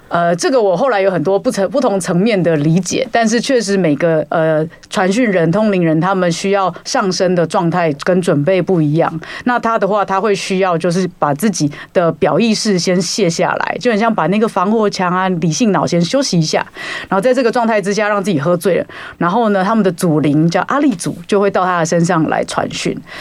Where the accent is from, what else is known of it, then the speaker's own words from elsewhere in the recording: Taiwan; 我身为一个台湾人